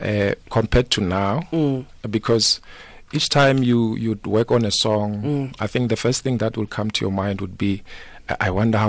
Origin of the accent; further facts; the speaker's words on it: Pretoria, Gauteng, South Africa; also born or lived in Limpopo; Originally, I'm from Tsani Nwamito in Limpopo. Okay. Yes, and then, but I grew up in Pretoria. I attended school there. And then, yeah, I think my life currently is based in Pretoria, in Soshanguve